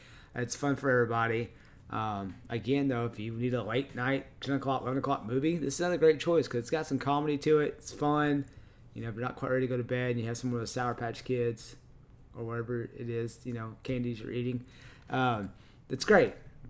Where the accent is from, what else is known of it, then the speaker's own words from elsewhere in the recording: Texas, United States; I am from Texas, and this is my accent.